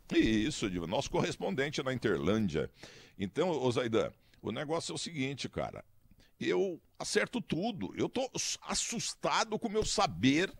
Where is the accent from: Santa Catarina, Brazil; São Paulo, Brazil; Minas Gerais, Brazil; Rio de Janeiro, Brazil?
Minas Gerais, Brazil; Muzambinho; não nasceu na minha terra